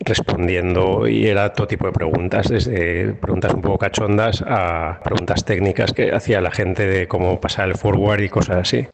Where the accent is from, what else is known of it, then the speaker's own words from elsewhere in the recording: Spain; somos cuatro españoles